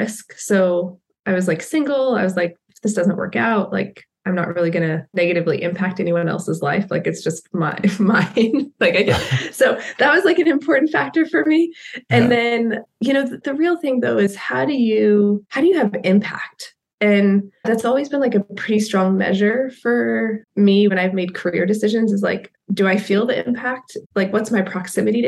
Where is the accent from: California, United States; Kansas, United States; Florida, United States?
Kansas, United States; I grew up in Kansas